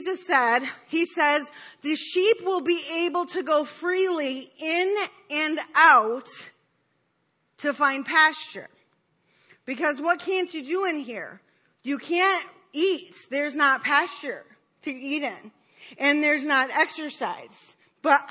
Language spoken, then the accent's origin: English; Detroit, Michigan, United States; I grew up in Detroit